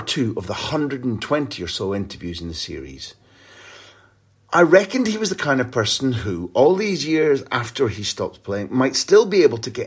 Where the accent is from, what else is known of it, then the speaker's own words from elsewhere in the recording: Scotland, United Kingdom; I'm a Scottish guy